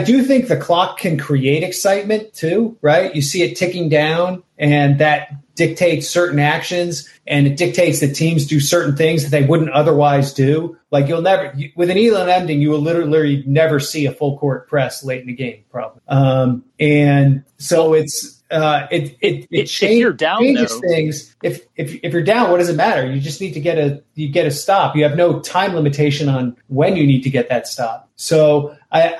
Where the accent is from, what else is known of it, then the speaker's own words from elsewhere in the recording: the New York area, United States; moved away; also born or lived in Portland; I grew up in the New York area